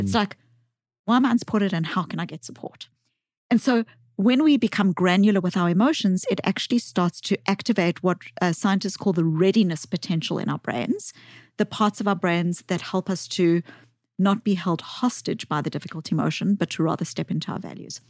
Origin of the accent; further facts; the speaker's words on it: South Africa; accent: South African; I grew up as a white child in the white suburbs of apartheid South Africa